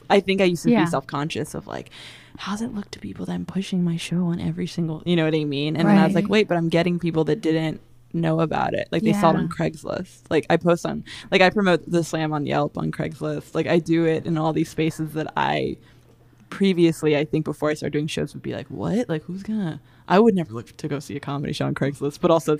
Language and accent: English; Virginia, United States; I'm from Virginia.